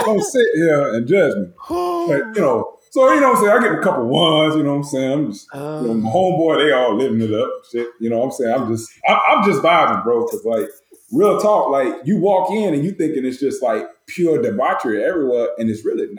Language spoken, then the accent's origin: English; Tampa, Florida, United States; growing up in Tampa